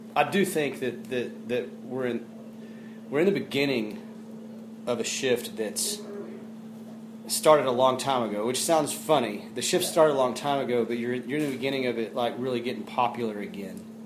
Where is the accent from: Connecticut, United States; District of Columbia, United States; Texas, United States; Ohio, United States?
Texas, United States; Fort Worth; I come from Fort Worth, Texas, I'm born born and raised originally down there